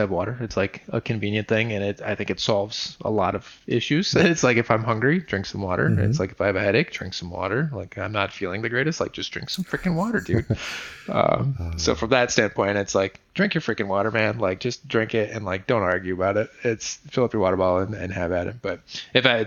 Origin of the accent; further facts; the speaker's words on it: Wisconsin, United States; moved away as an adult; also born or lived in Michigan / North Carolina; growing up in Wisconsin, I was a hands-on kid